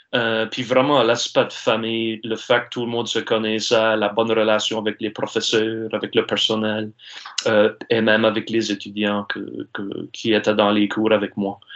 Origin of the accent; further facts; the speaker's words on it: Saulnierville, Nova Scotia, Canada; je suis natif ici de la Baie-Sainte-Marie, ça fait que je suis natif de Saunéville, j'habite à Pointe-de-l'Église.